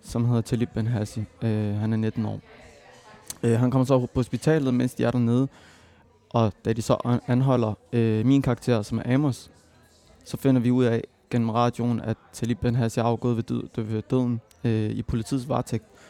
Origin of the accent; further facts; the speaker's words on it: Copenhagen, Capital Region of Denmark, Denmark; jeg er født og opvokset i Mjølnerparken